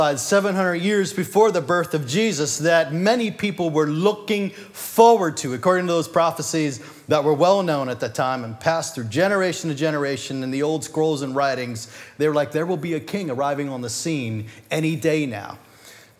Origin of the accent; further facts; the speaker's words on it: United States; we're born American